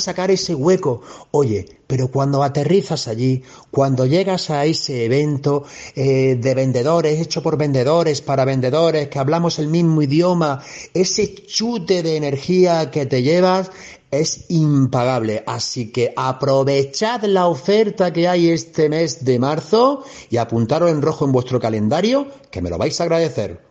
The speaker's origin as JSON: {"language": "Spanish", "town": "Granada", "region": "Andalusia", "country": "Spain", "said": "yo soy de Granada"}